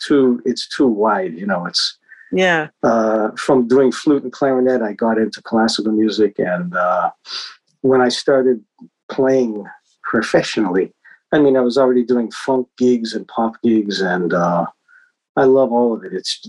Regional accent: Boston, Massachusetts, United States; I was born in Boston. That's why, you know, my house was like 30 minutes from Berkeley.

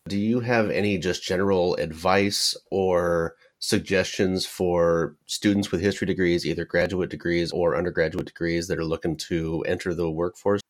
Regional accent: Paradise, California, United States; My hometown is, was, uh, Paradise, California

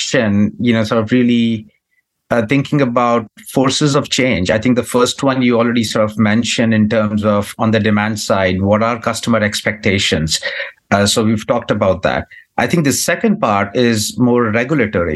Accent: India; now in United States; I come from India

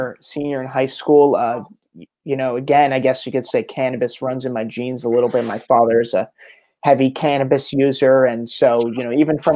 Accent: New Jersey, United States; now in Encinitas, United States; I'm from South Jersey

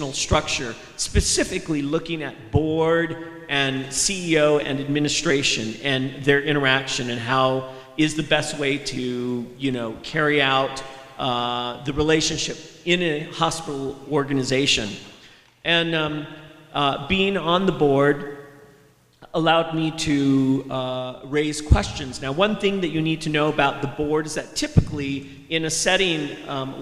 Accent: Houck, Arizona, United States; also born or lived in Gallup, New Mexico; I come from Hauk, Arizona, just right over the border, and I've been brought up in this area all my life.

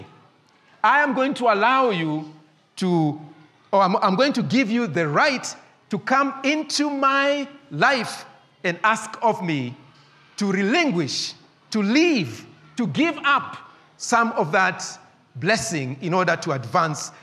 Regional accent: Nairobi, Kenya; I grew up in Eastlands at a small estate called Maringo.

